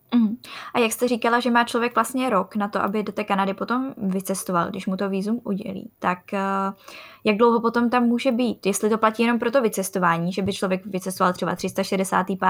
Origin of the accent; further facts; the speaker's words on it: Czechia; jako Češi